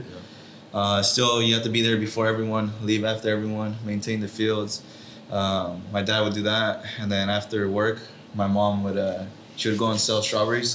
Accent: Watsonville, California, United States; I was born and raised in Watsonville

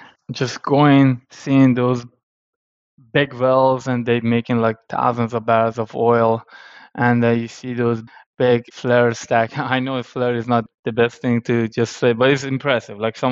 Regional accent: Iran; moved away as an adult; now in Louisiana, United States; I grew up in Iran.

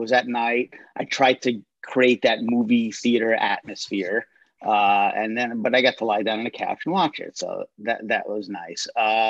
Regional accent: Rockaway, New Jersey, United States; I grew up in Rockaway, New Jersey by the Rockaway Mall.

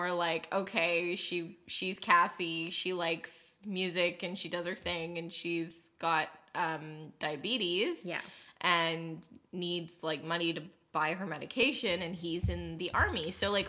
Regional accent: Canada; I'm Canadian

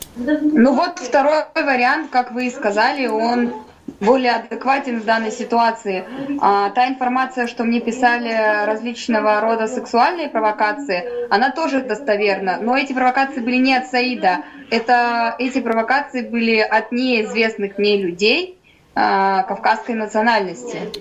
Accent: Kazakhstan; moved away as an adult; now in Novosibirsk, Russia; я родом из Казахстана, по национальности я русская. Э, приехала, чтобы поступить в медицинский

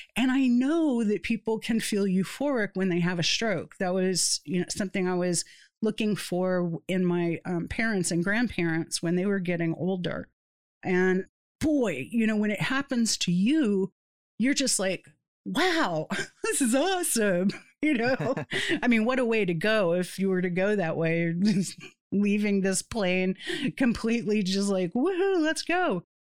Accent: Satellite Beach, Florida, United States; moved away; also born or lived in East Tennessee; people that I grew up with in Satellite Beach or people that I went to school with in East Tennessee

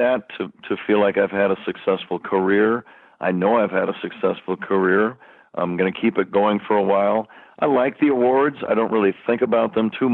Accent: San Jose, California, United States; now I'm in my hometown of San Jose

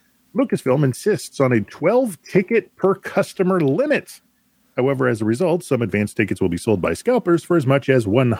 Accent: United States; I'm American.

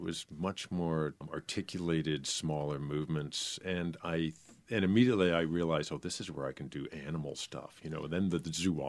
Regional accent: Concord, New Hampshire, United States; I grew up in New Hampshire. I grew up in Concord, New Hampshire, and had never seen dancing, had never seen ballet or anything.

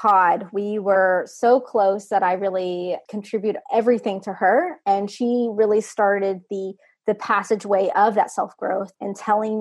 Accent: Texas, United States; now in Maryland, United States; I'm originally from Texas.

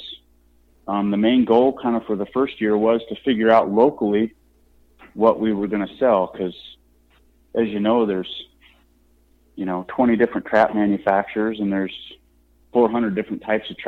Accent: Nebraska, United States; now in Ohio, United States; Where I grew up in Nebraska, we used to have a couple of small town, you know, sporting goods stores

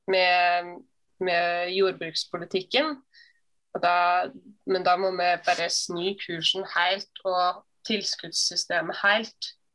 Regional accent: Hemsedal, Buskerud, Norway; i Hemsedal, der jeg kommer fra

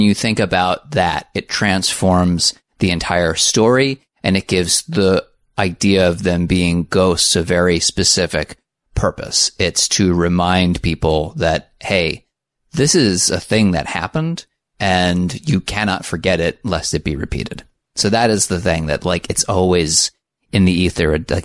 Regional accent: United States; I'm from America.

